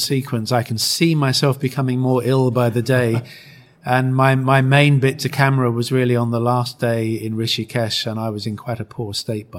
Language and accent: English; United Kingdom; my home country